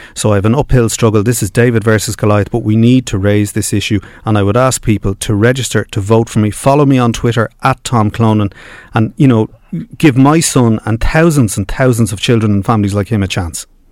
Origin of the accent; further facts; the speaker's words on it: Dublin, Leinster, Ireland; I grew up in Finglas.